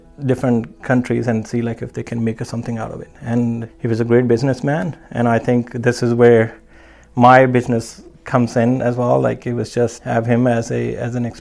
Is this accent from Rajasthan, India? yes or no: no; Punjab, India; moved away as an adult; also born or lived in New Zealand / Prince George, Canada; now in Campbell River, Canada; I immigrated to New Zealand from India, from Punjab, north